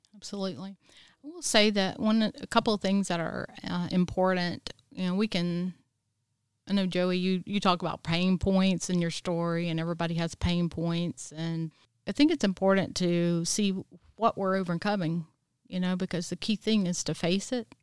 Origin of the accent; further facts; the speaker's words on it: Easley, South Carolina, United States; I was born and raised here in Easley, South Carolina